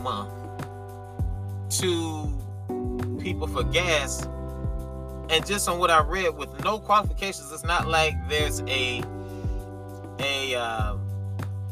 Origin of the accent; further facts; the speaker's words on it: Columbia, South Carolina, United States; my hometown of Columbia, South Carolina